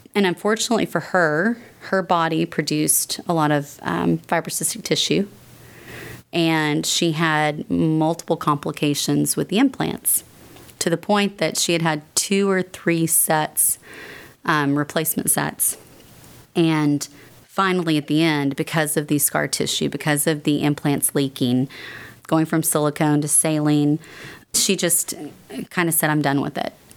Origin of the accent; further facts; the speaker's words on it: North Texas, United States; I was brought up here in North Texas